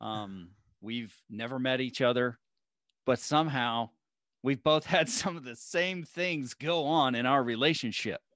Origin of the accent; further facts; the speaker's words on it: Alabama, United States; moved away; I was born in Alabama